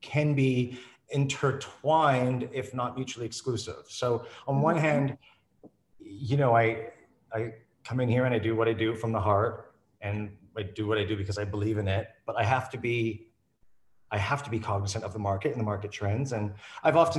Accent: Canada; moved away as an adult; now in London, United Kingdom; I'm a Canadian artist. I'm actually now British as well, which I still find funny when I say out loud, but after 14 years, they let me in finally.

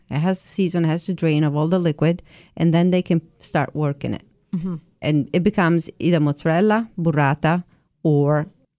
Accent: Italy; also born or lived in Chelmsford; now in Nantucket, United States; I was born and raised in Italy, yes.

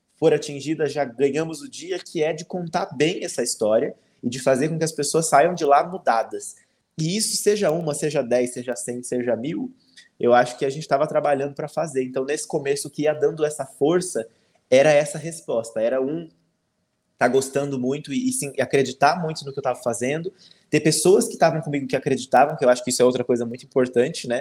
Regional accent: Minas Gerais, Brazil; eu sou de Minas

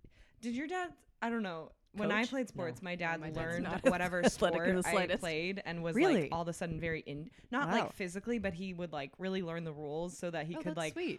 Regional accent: Spokane, Washington, United States; I'm from Spokane, Washington.

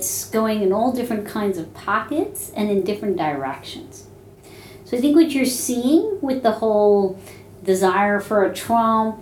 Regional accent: New York, United States; I'm an Indian American female from New York

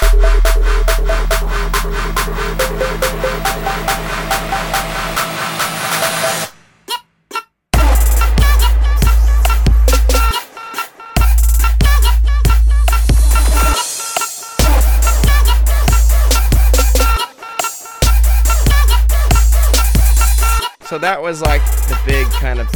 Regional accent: northern Nevada, United States; now in Huntington Beach, United States; I'm from Nevada, this really small town area in northern Nevada, and I moved back down to where a large amount of my family is in Huntington Beach.

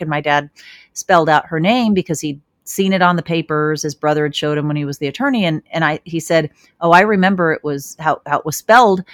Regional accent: Chicago, Illinois, United States; born in Chicago

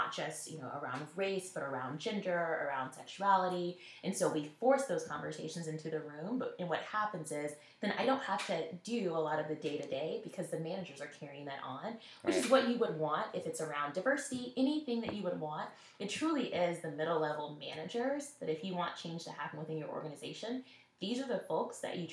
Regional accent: Nashville, Tennessee, United States; moved away; I'm from Nashville originally

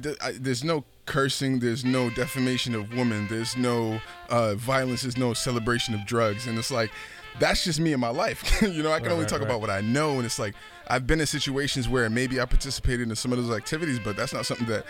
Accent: Boston, Massachusetts, United States; I'm from Boston

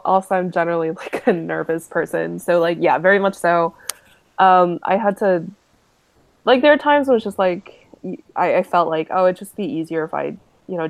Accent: United States; I am from America

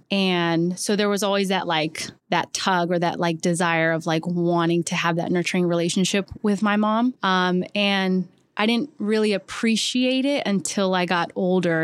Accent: Southern California, United States; moved away as an adult; now in New York City, United States; I'm originally from Southern California

